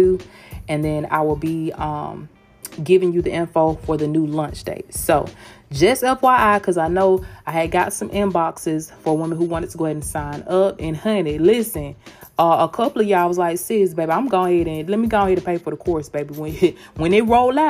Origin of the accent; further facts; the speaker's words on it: Georgia, United States; accent: Southern; now in Tampa, United States; I'm from Georgia, baby. I live in Tampa, Florida, but girl, honey, your girl is from Georgia